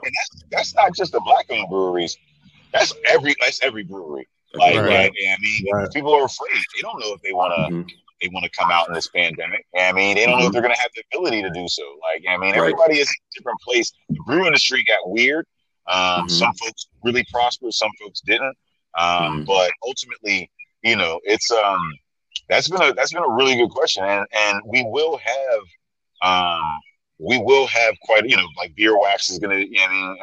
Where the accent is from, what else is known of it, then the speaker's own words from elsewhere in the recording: Chicago, Illinois, United States; I'm from Chicago